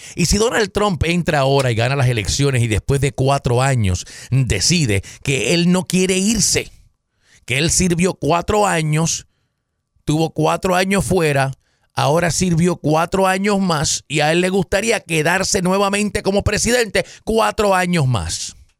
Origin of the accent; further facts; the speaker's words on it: Caguas, Puerto Rico; en mi pueblo, yo soy de Caguas, Puerto Rico, un pueblito en el centro de la isla